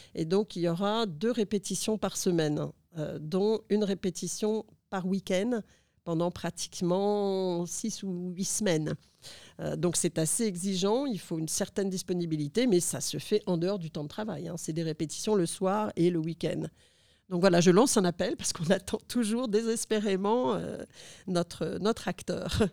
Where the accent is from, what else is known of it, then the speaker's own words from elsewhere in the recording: Lille, Hauts-de-France, France; now in Phnom Penh, Cambodia; mon adolescence où j'ai grandi à Lille